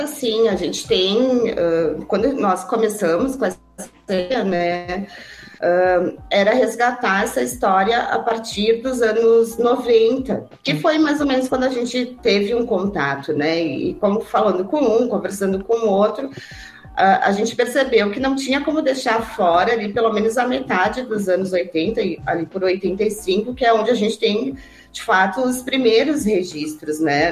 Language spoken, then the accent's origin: Portuguese; Caxias do Sul, Rio Grande do Sul, Brazil; sou de Caxias também